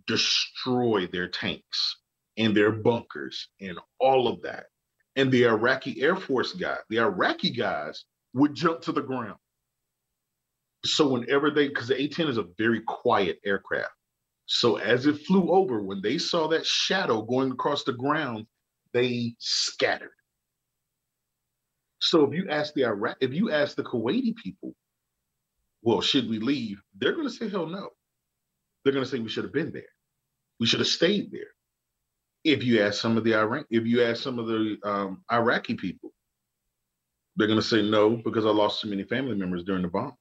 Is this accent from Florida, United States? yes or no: no; Birmingham, Alabama, United States; growing up in the South